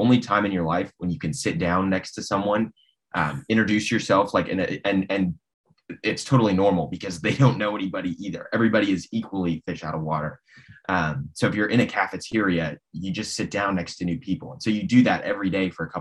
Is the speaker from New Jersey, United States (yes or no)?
no; Nebraska, United States; moved away as an adult; now in Washington D.C., United States; So I am originally from Nebraska, born and raised there